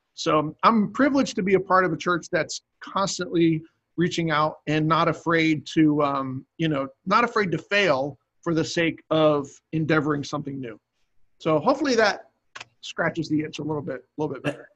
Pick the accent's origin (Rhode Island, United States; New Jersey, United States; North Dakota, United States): New Jersey, United States; Cape May; moved away as an adult; also born or lived in New York; now in Virginia, United States; that's where I grew up in Cape May, New Jersey, and my dad was a pastor there